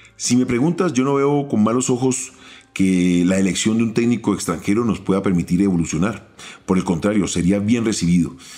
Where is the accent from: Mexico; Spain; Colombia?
Colombia; como colombianos